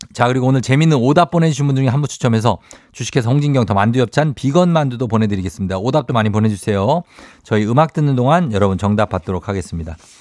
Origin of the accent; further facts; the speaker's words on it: Daegu, South Korea; 달구벌 대구죠. 예, 네, 대구.